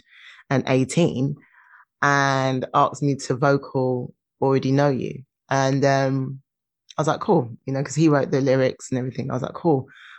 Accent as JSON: {"language": "English", "region": "London", "country": "United Kingdom", "said": "I'm from London"}